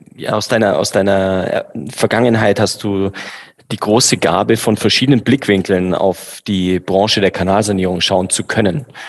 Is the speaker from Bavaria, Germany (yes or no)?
yes; Bavaria, Germany; also born or lived in Düsseldorf; als Bayer